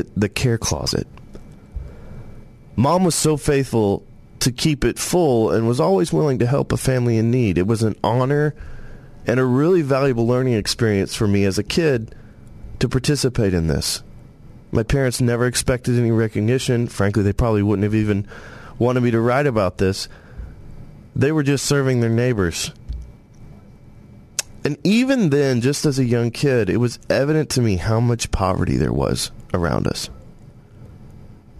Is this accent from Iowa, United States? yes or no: no; Searcy, Arkansas, United States; also born or lived in Tennessee; as a kid growing up in White County